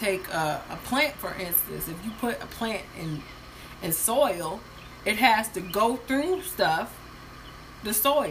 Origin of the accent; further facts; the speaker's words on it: Halifax, Virginia, United States; moved away as an adult; also born or lived in Norfolk, Virginia; now in Charlotte, United States; Because I've moved twice. I moved from Halifax to Norfolk to Norfolk to Charlotte.